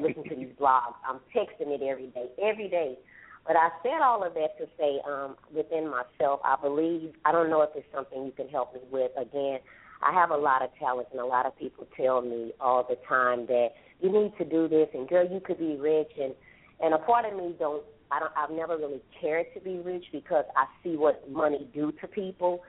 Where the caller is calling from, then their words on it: Houston, Texas, United States; I'm calling from Houston, Texas